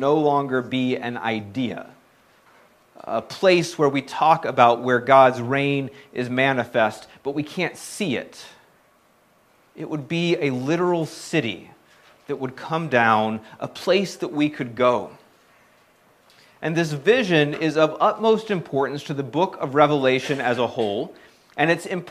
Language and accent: English; South Carolina, United States; moved away; I was born and raised in South Carolina